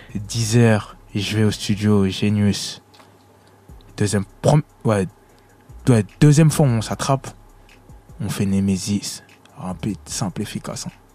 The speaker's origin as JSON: {"language": "French", "town": "Villeneuve-Saint-Georges", "region": "Île-de-France", "country": "France", "also_born_or_lived": "Congo", "said": "J'avais déjà fait une salle chez moi à Villeneuve-Saint-Georges au théâtre de Villeneuve"}